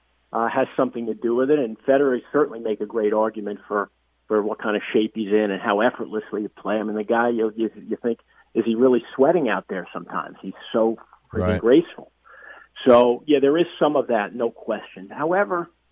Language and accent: English; United States; as an American